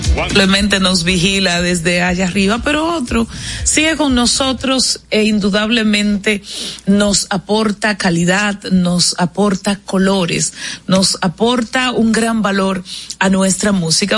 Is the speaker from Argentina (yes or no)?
no; Dominican Republic